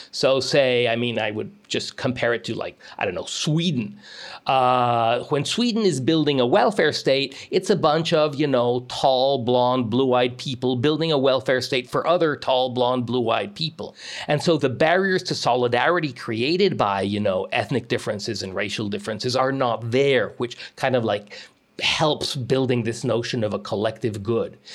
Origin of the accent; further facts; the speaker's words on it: Mexico; moved away as an adult; now in United States; I grew up most of my childhood in Mexico, all the way through university.